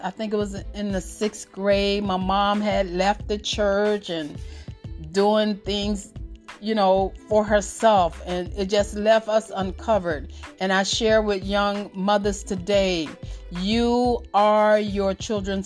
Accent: Miami, Florida, United States; We grew up in Miami and the projects and things like

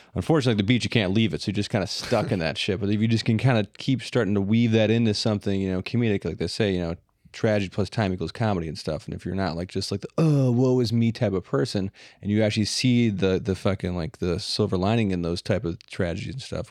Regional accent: Midwest, United States; I'm 40, I'm a dad, I'm from the Midwest

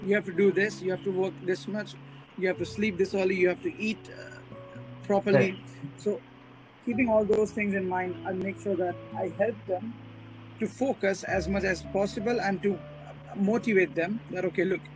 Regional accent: India; I'm an Indian and I'm proud of being an Indian

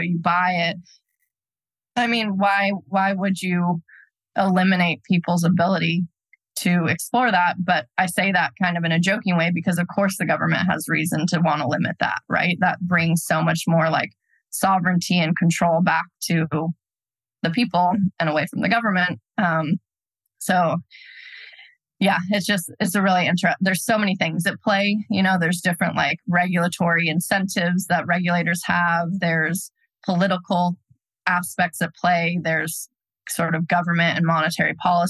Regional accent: United States; as an American

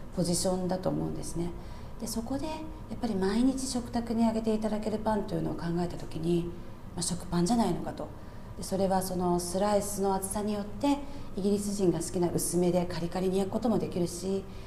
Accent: Japan; now in London, United Kingdom; 私は日本で育ってて

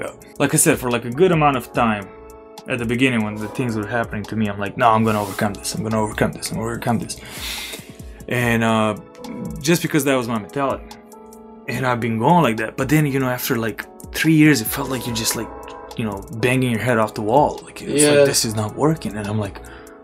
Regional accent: Belgrade, Serbia; moved away; I'll speak for Belgrade, for my hometown

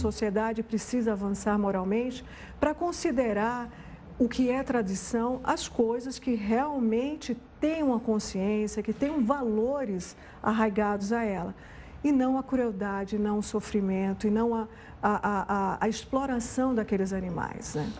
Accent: Pernambuco, Brazil; Eu sou nordestina, nasci em Pernambuco

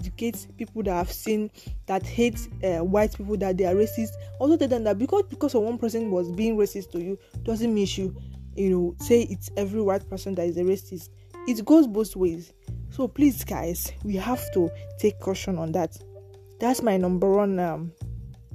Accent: Nigeria; we are from Africa. I'm from Nigeria

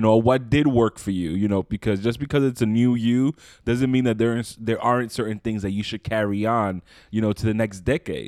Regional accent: New York City, New York, United States; moved away as an adult; now in Long Island, United States; I moved out, I'm originally from Brooklyn, uh, moved out to Long Island

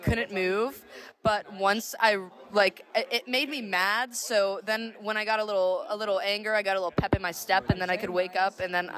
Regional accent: Atlanta, Georgia, United States; I'm from Atlanta, Georgia.

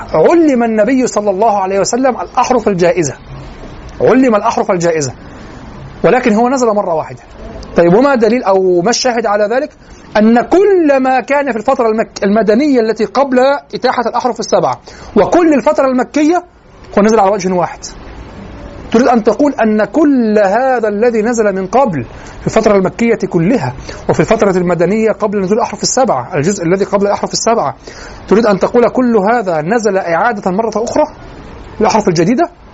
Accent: Egypt; accent: Egyptian; لهجتنا المصرية

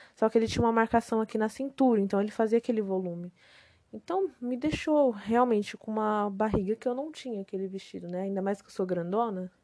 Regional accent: Macaíba, Rio Grande do Norte, Brazil; moved away; Eu nasci no Rio Grande do Norte, né, numa cidadezinha chamada Macaíba

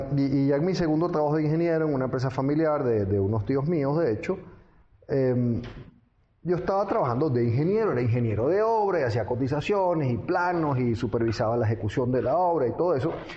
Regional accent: Venezuela; moved away as an adult; also born or lived in London, England / France / United States; yo nací en Londres, Inglaterra. pero mis padres eran venezolanos y yo al final me crié en Venezuela en general.

